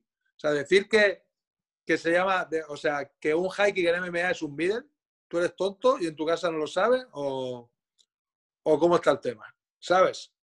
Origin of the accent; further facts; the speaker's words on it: Moncada, Spain; Jordi y yo somos del mismo pueblo, somos de Moncada los dos